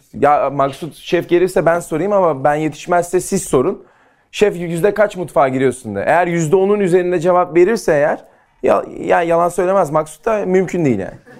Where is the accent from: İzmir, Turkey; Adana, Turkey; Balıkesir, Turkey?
İzmir, Turkey; Ben Ege'liyim, İzmirliyim